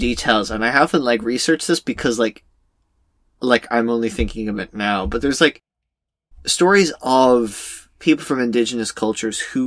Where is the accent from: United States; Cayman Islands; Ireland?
Ireland; as an Irish person